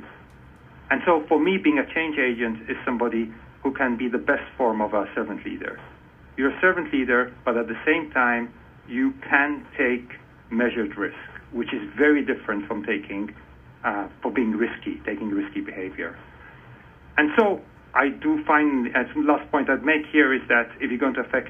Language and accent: English; Malta; moved away as an adult; now in United States; I was born and raised in Malta